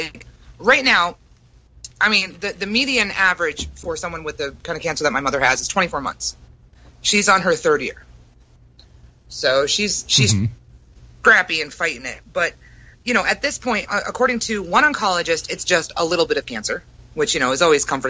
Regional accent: Brooklyn, New York, United States; I'm from Brooklyn.

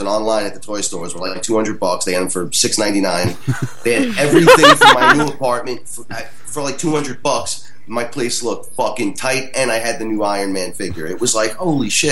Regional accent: New York City, New York, United States; moved away; I'm from the Bronx, man. I walk to everything, right?

